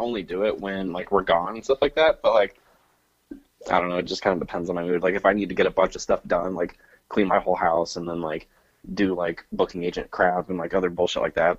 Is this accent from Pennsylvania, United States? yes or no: no; Texas, United States; now in Missouri, United States; I grew up in Texas.